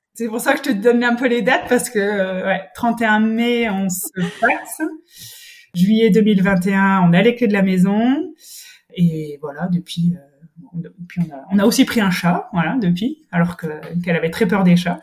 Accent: Brittany, France; now in Toulouse, France; je suis bretonne

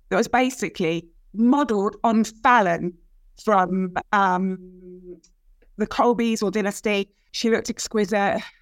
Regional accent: Brighton, South East England, United Kingdom; And it was a cool place to grow up, really cool shops, very diverse.

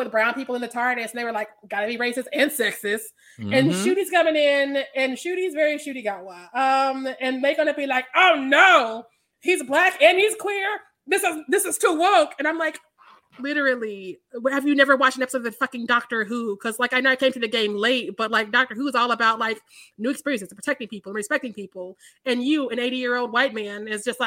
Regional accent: Missouri, United States; I'm from Missouri

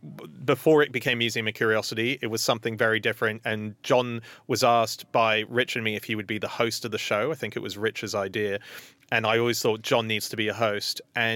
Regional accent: Hong Kong; I grew up in Hong Kong and my dream has always been, because I speak Mandarin, I've always wanted to be a stand-up in China, doing it in Chinese.

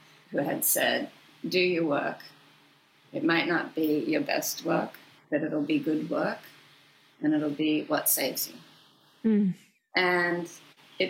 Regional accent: Sydney, New South Wales, Australia; moved away as an adult; I'd gone to work as a newspaper reporter in my hometown, Sydney, Australia

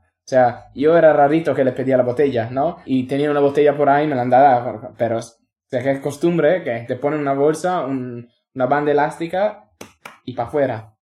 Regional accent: Italy; Spanish is a second language; moved away as an adult; also born or lived in London / Australia; now in Spain; soy italiano, he trabajado en Londres, en Australia

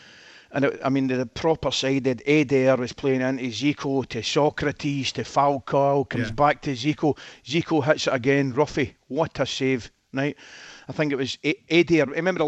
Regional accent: Scotland, United Kingdom

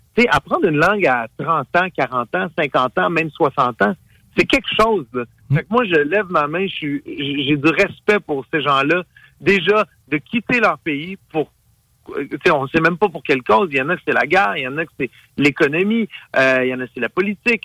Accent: Montreal, Quebec, Canada; je suis né ici au Québec, je suis né à Montréal, mais mes parents, c'est des premières générations

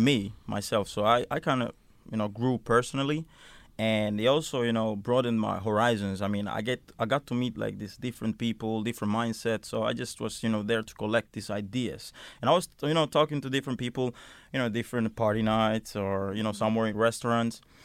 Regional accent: Helsinki, Uusimaa, Finland; moved away; also born or lived in Milan; I come from Helsinki area, s, which is a big, uh, area in Finland

